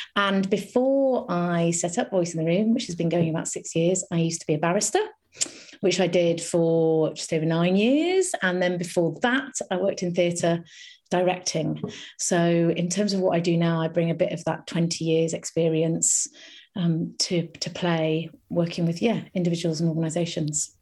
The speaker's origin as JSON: {"language": "English", "area": "a little village near Harrogate", "region": "Yorkshire and the Humber", "country": "United Kingdom", "tie": "born or raised there", "also_born_or_lived": "London", "said": "I spent most of my childhood in North Yorkshire"}